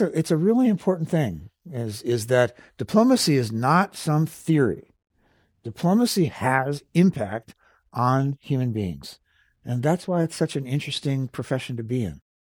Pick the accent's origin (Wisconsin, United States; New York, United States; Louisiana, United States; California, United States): California, United States; Los Angeles; also born or lived in Santa Barbara; I, am a native Californian. I was born in Los Angeles and graduated from UC Santa Barbara.